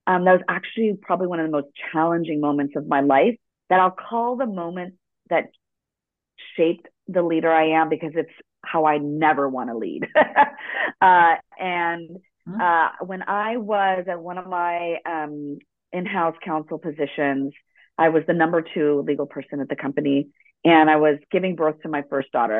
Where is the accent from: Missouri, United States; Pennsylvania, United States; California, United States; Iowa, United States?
California, United States; Los Angeles; born or raised there; first language Spanish; English is a second language; also born or lived in El Salvador (ancestry) / Ecuador (ancestry)